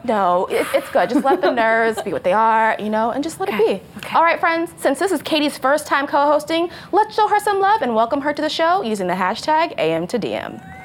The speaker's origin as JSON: {"language": "English", "region": "Texas", "country": "United States", "said": "I was from Texas"}